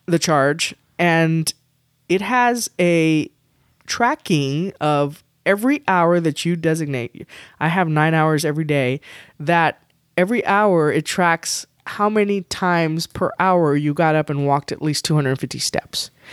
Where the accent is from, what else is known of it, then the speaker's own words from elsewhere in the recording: Texas, United States; I'm from Texas